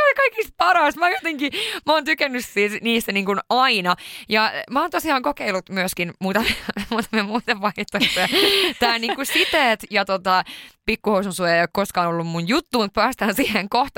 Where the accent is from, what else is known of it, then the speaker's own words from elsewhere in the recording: Sweden; moved away; mä oon syntynyt Ruotsissa